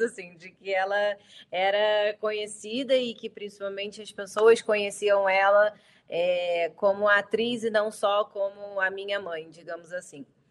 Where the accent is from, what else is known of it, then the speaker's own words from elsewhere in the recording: Rio de Janeiro, Brazil; accent: carioca; also born or lived in São Paulo, Brazil; eu sou do Rio, nascido e criado. o sotaque entrega totalmente